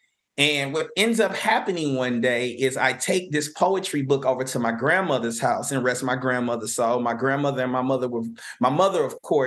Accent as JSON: {"language": "English", "town": "University City", "region": "Missouri", "country": "United States", "tie": "born or raised there", "said": "I grew up in University City, Missouri."}